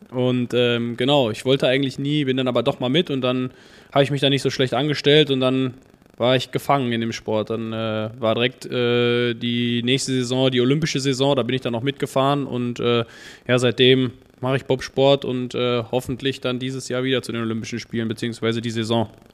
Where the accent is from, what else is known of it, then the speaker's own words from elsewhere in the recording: Dortmund, North Rhine-Westphalia, Germany; komme aus Dortmund